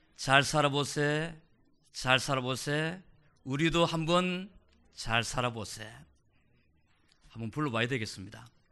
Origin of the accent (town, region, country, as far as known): South Korea; now in United States